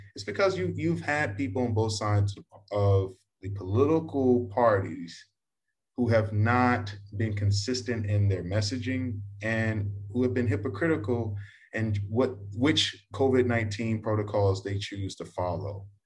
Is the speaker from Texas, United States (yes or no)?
yes; Texas, United States; now in Vietnam; I'm from Texas